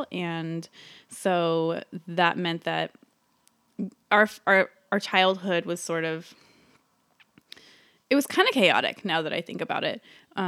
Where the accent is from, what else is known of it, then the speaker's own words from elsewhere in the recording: California, United States; I grew up in the San Francisco, like, East Bay, and I'm the second daughter of three, so I'm the middle child.